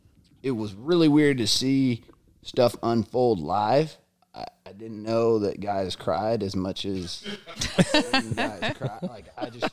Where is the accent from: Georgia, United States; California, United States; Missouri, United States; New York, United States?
California, United States; Tracy; moved away as an adult; now in Sacramento, United States; I'm actually originally from Tracy, but been out in Sacramento for like 10 years